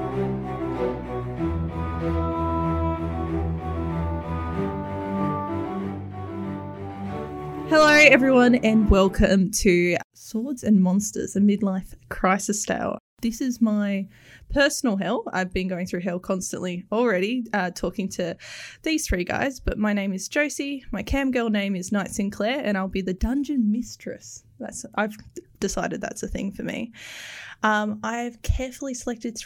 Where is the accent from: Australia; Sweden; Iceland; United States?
Australia; accent: Australian; my Australian accent